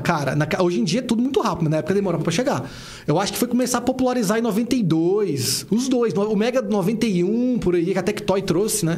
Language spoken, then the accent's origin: Portuguese; Brasília, Federal District, Brazil; eu nasci na KNL, cara. Uhum. Eu, fiquei ali na KNL até casar com 27 anos.